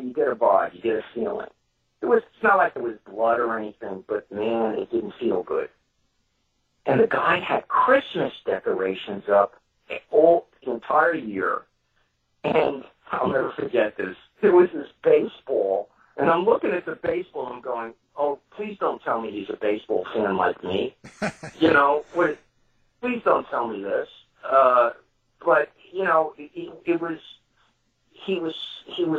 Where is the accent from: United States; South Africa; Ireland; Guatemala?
United States; New York City, New York; I'm from Brooklyn